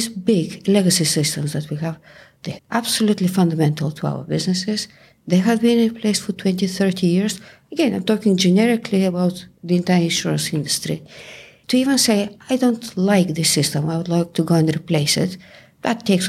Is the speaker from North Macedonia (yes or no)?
no; Bulgaria; accent: Bulgarian; English is a second language; moved away as an adult; now in England, United Kingdom; I moved from Bulgaria to England about 30 years ago. And you can hear that even 30 years later, I still have the Bulgarian accent.